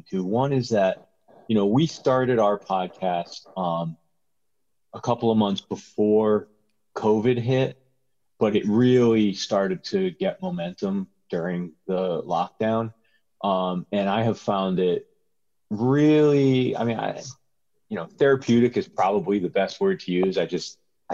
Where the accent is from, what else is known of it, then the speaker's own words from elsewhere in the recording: Connecticut, United States; moved away as an adult; also born or lived in New York; now in Pacific Northwest, United States; I grew up in Connecticut, and I lived in New York for a long time